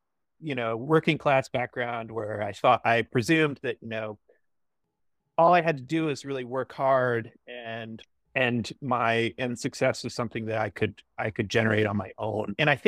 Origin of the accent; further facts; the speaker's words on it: Midwest, United States; moved away as an adult; also born or lived in Los Angeles; So I grew up in the Midwest. I moved to Los Angeles in, I think, 2004 or 2005.